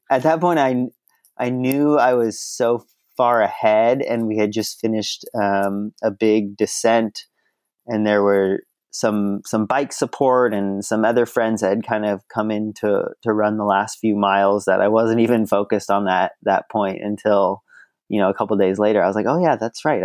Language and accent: English; Mill Valley, California, United States; I grew up in the Bay Area